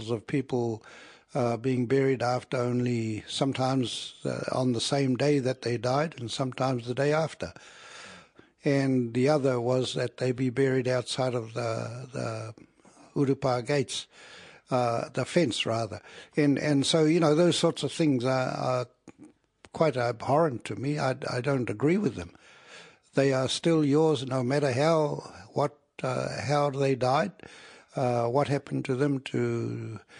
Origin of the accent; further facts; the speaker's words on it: Matakana Island, Bay of Plenty, New Zealand; I'm from Matakana Island. I am 78 years old, and I've been living on this island for too many years